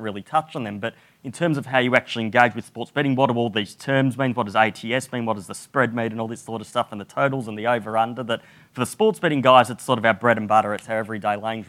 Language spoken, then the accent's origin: English; Australia; moved away; as an Australian